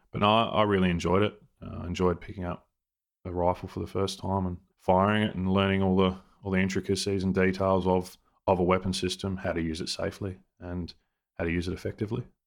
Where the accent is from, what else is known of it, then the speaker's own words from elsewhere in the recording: Australia; we're Australian soldiers